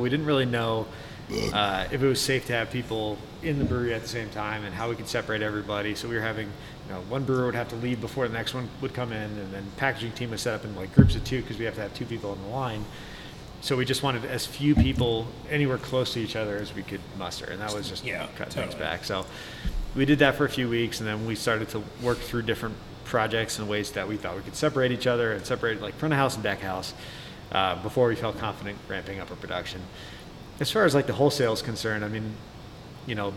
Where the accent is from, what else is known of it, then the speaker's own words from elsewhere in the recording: upstate New York, United States; moved away as an adult; also born or lived in Denver, Colorado; now in Colorado, United States; I grew up in New York, came out to school in Denver in 2006